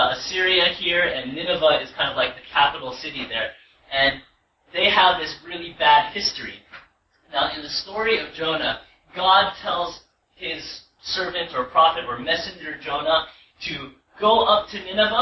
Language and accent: English; United States; I've been to America my whole life